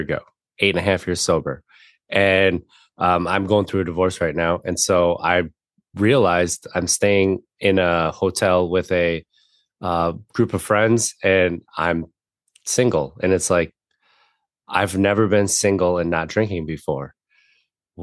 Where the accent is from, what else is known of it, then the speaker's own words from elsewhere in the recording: Wisconsin, United States; I grew up in Wisconsin